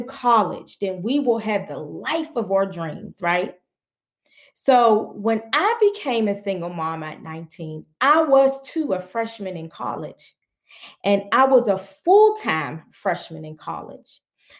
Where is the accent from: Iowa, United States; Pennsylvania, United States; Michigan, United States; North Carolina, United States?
Pennsylvania, United States; Pittsburgh; I'm from Pittsburgh, Pennsylvania. And I was born in one of the poorest communities in Pittsburgh, Pennsylvania, called Homewood Brushton. Being brought up in poverty